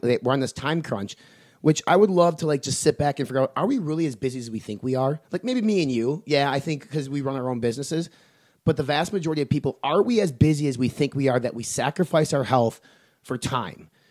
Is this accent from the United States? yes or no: yes; Medford, Wisconsin, United States; moved away; in my hometown, the four thousand people, a town of Medford, Wisconsin, a farming community